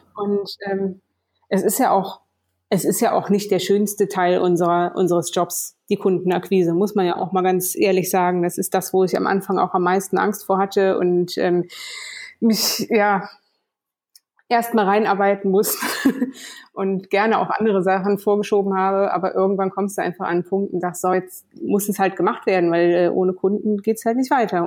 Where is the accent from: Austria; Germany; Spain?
Germany; Kassel, Hesse; moved away; bin groß geworden in Kassel in Deutschland